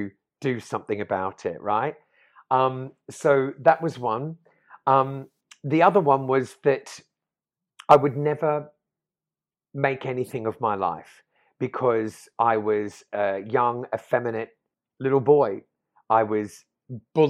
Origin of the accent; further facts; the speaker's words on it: Australia; also born or lived in London; now in Portugal; growing up in Australia in the 80s